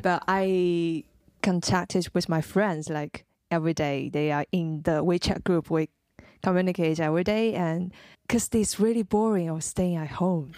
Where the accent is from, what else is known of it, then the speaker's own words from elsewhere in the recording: Jingmen, Hubei, China; moved away; also born or lived in Wuhan; I'm from Jingmen.